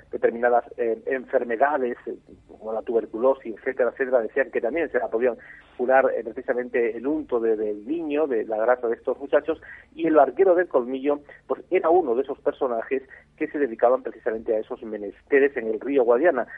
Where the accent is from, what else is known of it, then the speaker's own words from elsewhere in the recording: Cheles, Extremadura, Spain; yo que soy nativo de ese pueblo